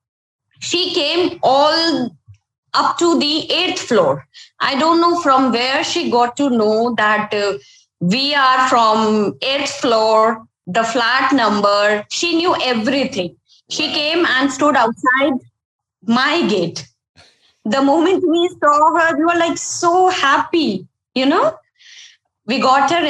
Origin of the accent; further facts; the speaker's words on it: Ahmedabad, Gujarat, India; I'm from Ahmedabad. It's a very beautiful city, and it's summers now, so hot climate